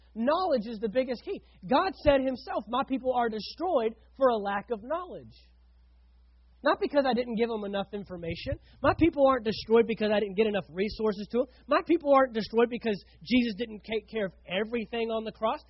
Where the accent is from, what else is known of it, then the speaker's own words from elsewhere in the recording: Fort Worth, Texas, United States; moved away as an adult; now in St. Augustine, United States; I grew up in Fort Worth, Texas, with 5 million people